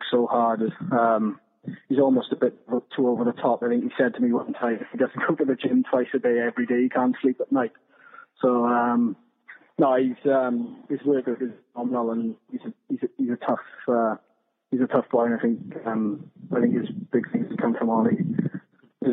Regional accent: Dragons region, Wales, United Kingdom; I think I grew up in Bridges. In the Dragons region

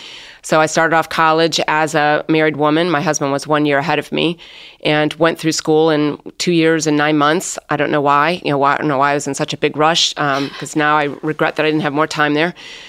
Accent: South Bend, Indiana, United States; I grew up in South Bend, Indiana

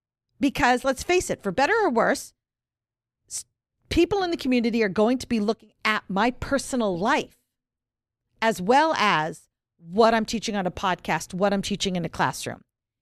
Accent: the North, United States; I'm really a northerner

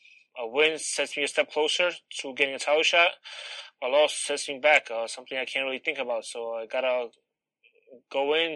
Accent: New York City, New York, United States; also born or lived in Warsaw, Poland; I was born in Warsaw, Poland, raised in Brooklyn, New York. Came to the States when I was 7

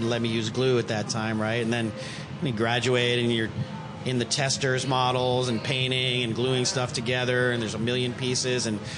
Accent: Chicago, Illinois, United States; I grew up in Chicago

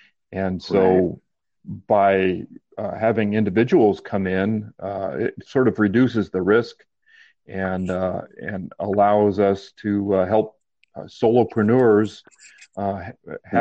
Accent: Tucson, Arizona, United States; also born or lived in Dallas, Fort Worth; I moved back to Tucson, my hometown, in 1994.

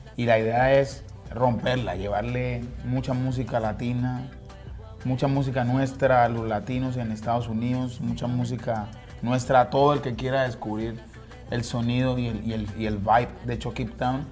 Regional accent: Pacific region of Colombia, Colombia; la región de donde nosotros venimos y no solo la región pacífica, sino de Colombia

